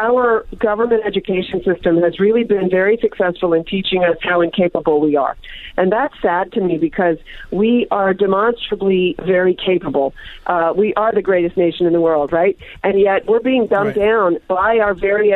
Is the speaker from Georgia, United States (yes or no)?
no; Pittsburgh, Pennsylvania, United States; moved away; also born or lived in Disneyland, California; I grew up in Pittsburgh.